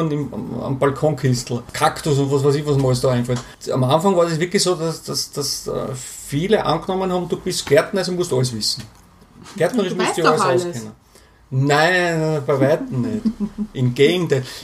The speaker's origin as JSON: {"language": "German", "region": "Burgenland", "country": "Austria", "said": "ich komme normal, aus dem Burgenland und bin normalerweise schon äh, alle zwei Wochen unten bei meinen Eltern"}